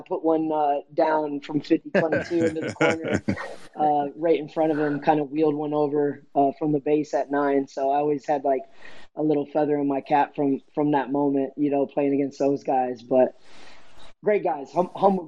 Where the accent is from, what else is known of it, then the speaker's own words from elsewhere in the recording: United States; being an American kid growing up